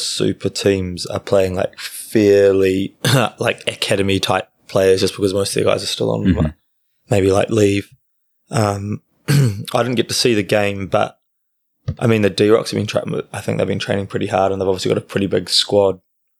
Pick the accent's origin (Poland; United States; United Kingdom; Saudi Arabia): United Kingdom; Wales; I know I'm fairly Welsh